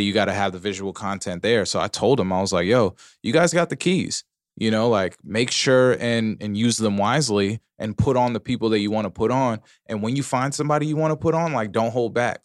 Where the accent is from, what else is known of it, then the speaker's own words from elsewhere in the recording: Pomona, California, United States; I'm from Pomona